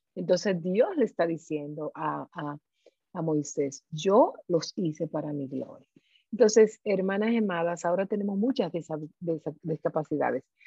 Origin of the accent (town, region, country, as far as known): Dominican Republic